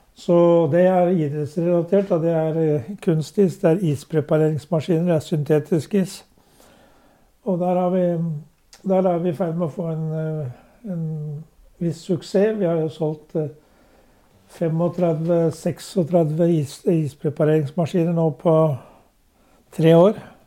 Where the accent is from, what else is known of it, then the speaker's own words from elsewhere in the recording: Drammen, Buskerud, Norway; Jeg er født i Svarsgate på Strømsø. Ja. Og når jeg var åtte måneder, så flyttet foreldrene mine til Rosengansgata. Så jeg har hatt hele min barndom der og gått på Bragernes skole